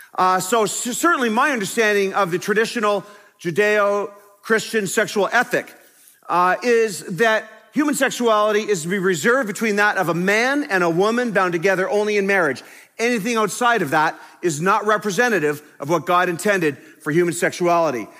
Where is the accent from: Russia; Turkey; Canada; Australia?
Canada; I am a pastor from Canada